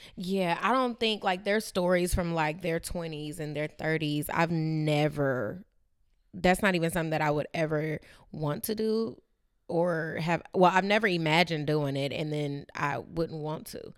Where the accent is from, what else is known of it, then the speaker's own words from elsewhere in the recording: Bay Area, California, United States; growing up in the Bay Area